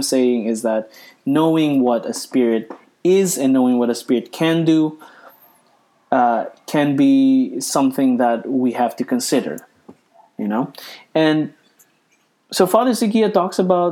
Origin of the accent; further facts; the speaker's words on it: Philippines; I'm a Filipino Catholic